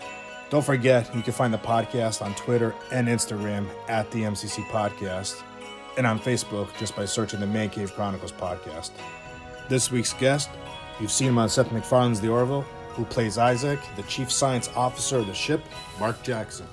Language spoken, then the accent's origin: English; Greece; now in Massachusetts, United States; I'm from Greece, so, I grew up liking soccer